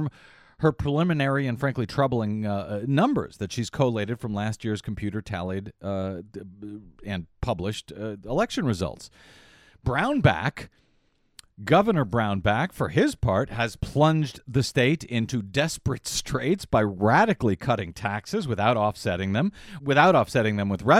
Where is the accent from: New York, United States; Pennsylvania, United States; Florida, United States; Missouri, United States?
Missouri, United States; St. Louis; also born or lived in California; now in Los Angeles, United States; I grew up next door in Missouri. For years, we used to take long road trips from out here in California back home to St. Louis.